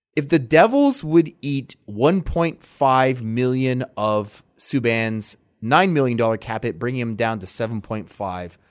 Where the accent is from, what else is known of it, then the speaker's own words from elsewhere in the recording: Mount Brydges, Ontario, Canada; moved away; also born or lived in Portage la Prairie, Manitoba; I grew up in Mount Bridges